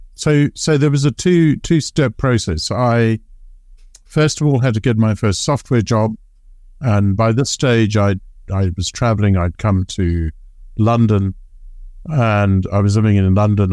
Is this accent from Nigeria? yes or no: no; Zimbabwe; moved away; I was growing up in Zimbabwe